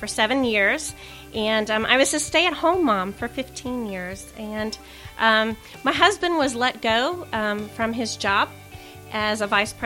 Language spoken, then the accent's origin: English; Hamilton, Ohio, United States; also born or lived in San Diego, California; now in Mason, United States; I am from Hamilton, Ohio